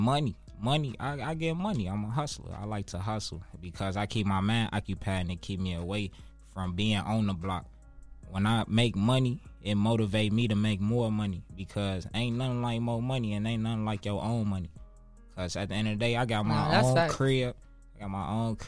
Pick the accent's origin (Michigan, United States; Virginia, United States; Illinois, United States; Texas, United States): Illinois, United States; Chicago; growing up in Inglewood, it's tough